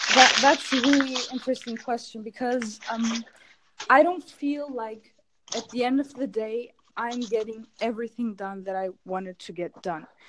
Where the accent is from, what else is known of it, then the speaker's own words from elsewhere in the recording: Germany; English is a second language; now in Istanbul, Turkey; I was born in Germany, but my parents are Turkish, so I have Turkish origins